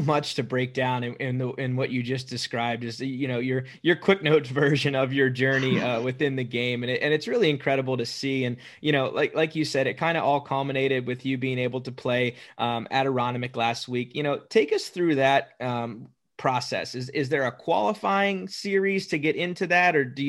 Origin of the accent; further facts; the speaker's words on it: Pennsylvania, United States; I grew up in Pennsylvania